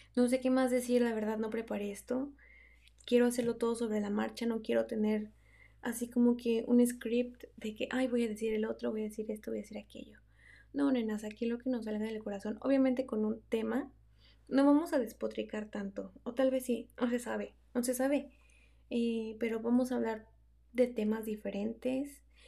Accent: Mexico; moved away; Soy una mexicana atrapada en el cabacho, que ya casi no habla español con nadie porque pues estoy en la mera, en la mera punta del diablo.

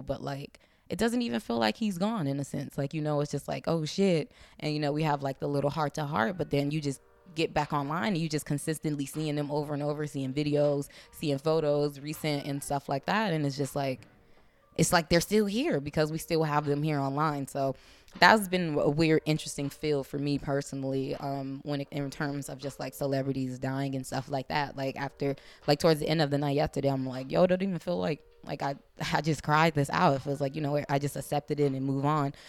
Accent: Compton, California, United States; accent: African American Vernacular English; first language African American Vernacular English; I'm from the hood, I'm from Compton

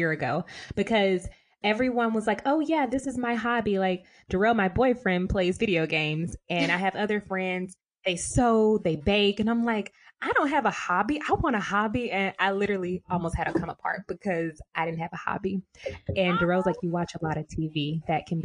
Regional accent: Alabama, United States; Alabama. Like, I'm real country

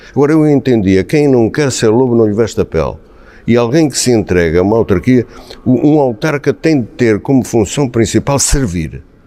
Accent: Vila Franca da Serra, Centro, Portugal; also born or lived in Angola / Gouveia; em Vila Franca fiz a instrução primária, como qualquer garotito da, da, daquele tempo

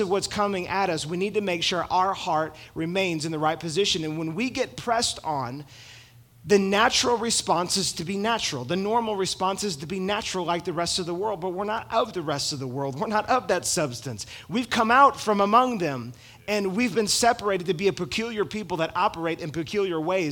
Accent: United States

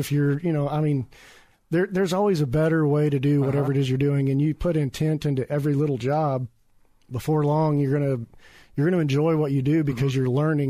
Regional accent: Springfield, Missouri, United States; Well, my background is construction, and I was born in Springfield, Missouri. I've lived here all my life.

